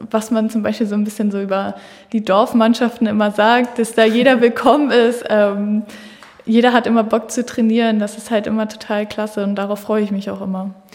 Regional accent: Germany; dass so Hamburg oder hier SV Henschild-Ulzburg meine Heimat ist

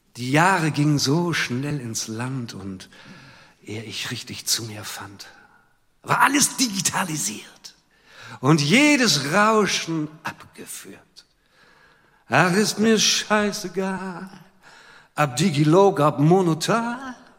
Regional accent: Hamburg, Germany; Ich komme ja weiter aus dem Süden, ich bin in Wilhelmsburg geboren.

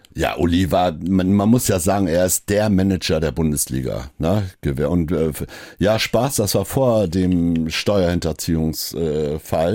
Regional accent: East Frisia, Lower Saxony, Germany; now in Hamburg, Germany; ich gerade als Ostfriese

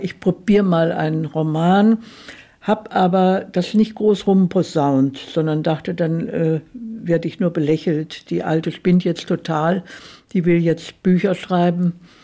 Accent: Weinheim, Baden-Württemberg, Germany; in meiner Heimatstadt

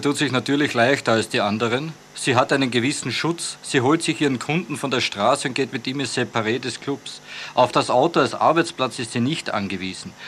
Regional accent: Carinthia, Austria; Ich bin ja in Kärnten aufgewachsen

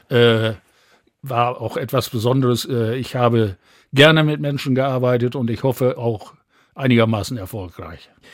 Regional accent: Bad Bentheim, Lower Saxony, Germany; now in Osnabrück, Germany; aus Gildehaus, heute Ortsteil von Bad Bentheim bin dort wirklich auf dem Land groß geworden

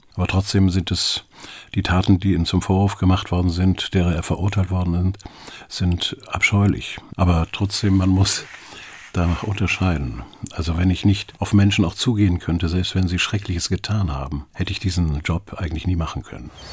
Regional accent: Schwarzenbek, Schleswig-Holstein, Germany; also born or lived in Geesthacht / Hamburg; ich bin dann in Schwarzenberg zur Schule gegangen und von dort aus dann als Fahrschüler äh, zum Gymnasium in Geestacht.

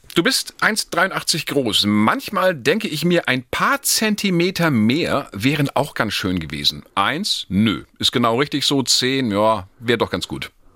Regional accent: Northern Germany, Germany; als Norddeutscher

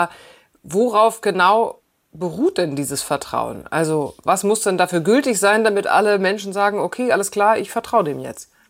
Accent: Germany

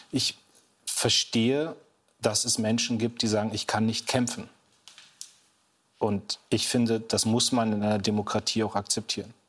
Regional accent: Munster, Lower Saxony, Germany; in meiner Heimatstadt Munster

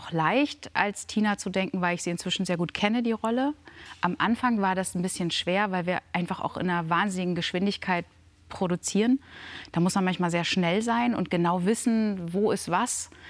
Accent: Lower Saxony, Germany; Dannenberg, die kommt aus dem Wendland. Das, das, ist meine Heimat.

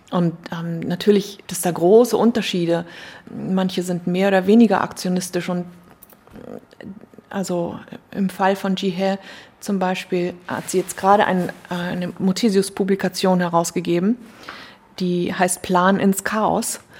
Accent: Hamburg, Germany; man sieht sich hier als Hamburger schon so, man blickt von hier in die Provinz.

